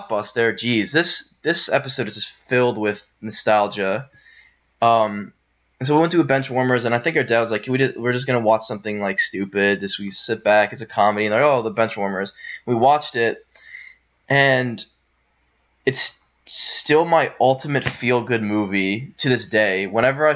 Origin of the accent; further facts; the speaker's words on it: Pennsylvania, United States; also born or lived in Maryland; we're originally from Pennsylvania, and our dad moved to Maryland for his job